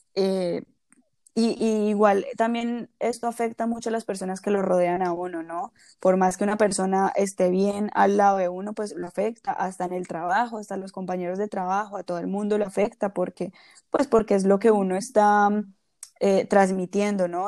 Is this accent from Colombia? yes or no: yes; Colombia; moved away; Nacimos en Colombia, pero vivimos en diferentes lugares